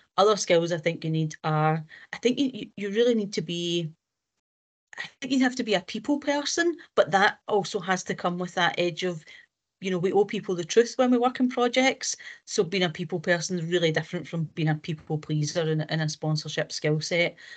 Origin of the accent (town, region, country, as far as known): Scotland, United Kingdom